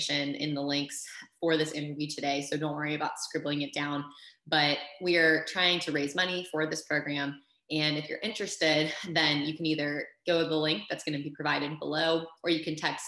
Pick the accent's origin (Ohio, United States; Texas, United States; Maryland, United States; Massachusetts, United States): Maryland, United States; Baltimore; I'm from Baltimore